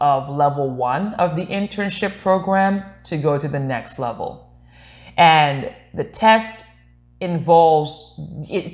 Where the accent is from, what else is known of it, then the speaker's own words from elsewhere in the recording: U.S. Virgin Islands; moved away; also born or lived in Glendale; I was born in St. Thomas, U.S. Virgin Islands.